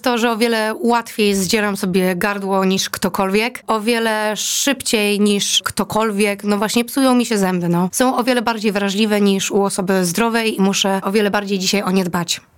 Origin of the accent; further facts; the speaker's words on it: Greater Poland, Poland; moved away as an adult; pochodzę z Wielkopolski